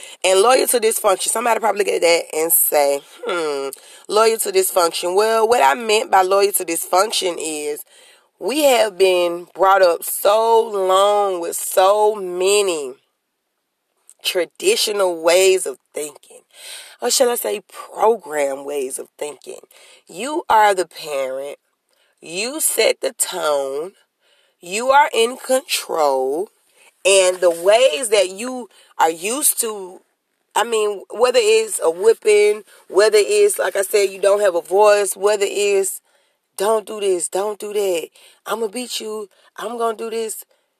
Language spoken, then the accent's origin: English; New Orleans, Louisiana, United States; I mean, me personally, I'm from Central City Projects.